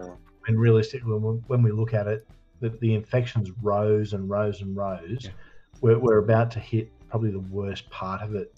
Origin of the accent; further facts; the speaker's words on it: Australia; as an Aussie